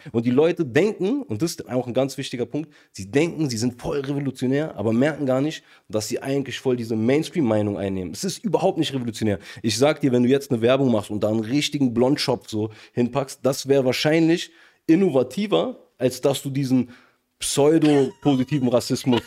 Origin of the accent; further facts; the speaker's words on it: Germany; wo ich tatsächlich einer der einzigen Deutschen war.